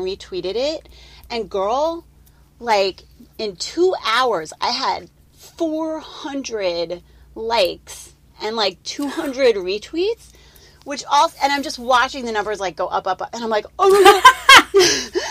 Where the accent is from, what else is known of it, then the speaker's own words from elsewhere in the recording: Chicago suburbs, Illinois, United States; moved away; I grew up in the Chicago suburbs